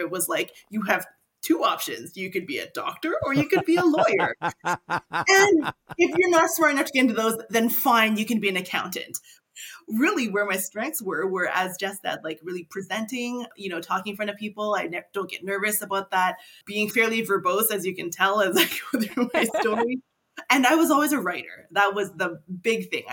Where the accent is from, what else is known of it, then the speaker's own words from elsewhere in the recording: Grande Prairie, Alberta, Canada; I was born and raised in Grand Prairie